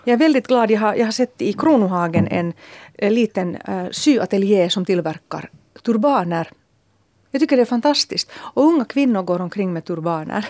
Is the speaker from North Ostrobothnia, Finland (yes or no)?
no; Helsinki, Uusimaa, Finland; när jag var liten och bodde på Södra Hesperia-gatan så såg jag alltid de här stränga Töle-damerna